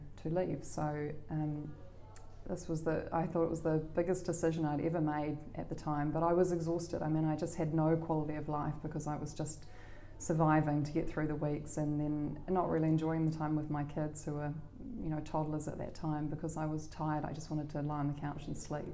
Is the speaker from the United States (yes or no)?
no; Auckland, New Zealand; also born or lived in Canterbury / Canada / London / Sydney; I grew up here in Auckland